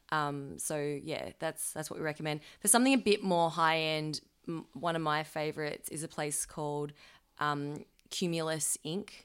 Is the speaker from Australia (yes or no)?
yes; Melbourne, Victoria, Australia; we're from Melbourne